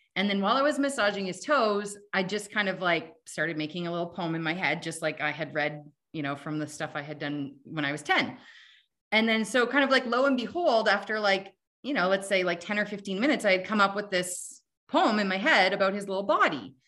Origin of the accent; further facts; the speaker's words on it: Canada; I'm Canadian